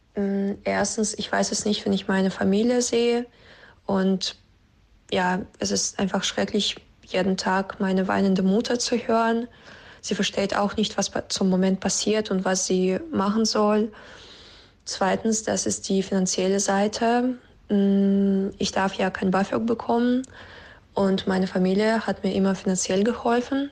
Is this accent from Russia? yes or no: yes; Russia; moved away as an adult; now in Cologne, Germany; ich komme aus Russland und bin seit drei Jahren nach Deutschland zum Studium umgezogen